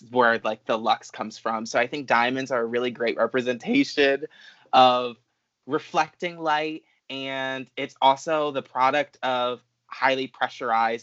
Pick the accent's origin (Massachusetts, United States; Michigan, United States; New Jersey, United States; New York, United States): New Jersey, United States; near Atlantic City, Southern; moved away as an adult; I'm from Southern New Jersey. I usually, you know, give directionally where I'm from because that's a lot easier. But near the shore, like near Atlantic City, it's very small. It was basically a farm town